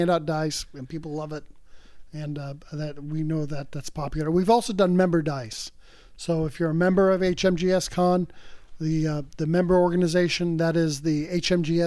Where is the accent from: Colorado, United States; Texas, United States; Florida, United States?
Florida, United States; South; I grew up in South Florida. I grew up in South Florida, in Olmsted